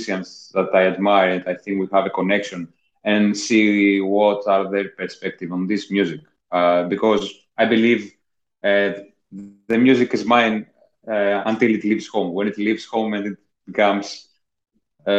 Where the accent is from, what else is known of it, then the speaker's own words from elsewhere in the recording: Athens, Attica, Greece; moved away as an adult; also born or lived in Corfu; now in London, United Kingdom; I was born in Athens, Greece. I grew up there.